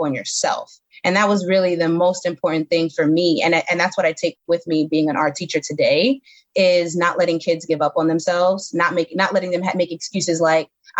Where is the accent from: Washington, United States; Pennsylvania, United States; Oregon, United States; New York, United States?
New York, United States; New York City; moved away as an adult; now in Camden, United States; I'm from Bedford-Stuyvesant. You know, when I was growing up, Bed-Stuy was not the best place to be growing up.